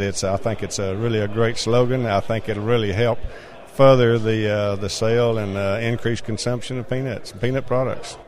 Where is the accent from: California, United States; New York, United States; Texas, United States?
Texas, United States; I'm a farmer from Texas